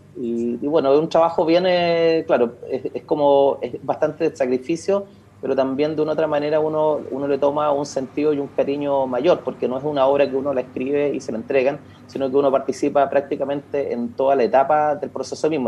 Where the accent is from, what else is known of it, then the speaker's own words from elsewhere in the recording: Santiago, Santiago Metropolitan Region, Chile; yo soy residente de la Comuna Independencia. Soy, bueno, mi familia llegó acá, mi abuelo, llegaron en la década de los 30